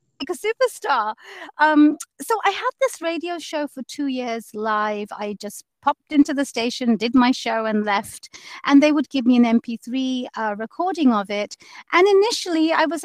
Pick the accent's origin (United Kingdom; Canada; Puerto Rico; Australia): United Kingdom; London; moved away as an adult; now in Seattle, United States; I grew up in London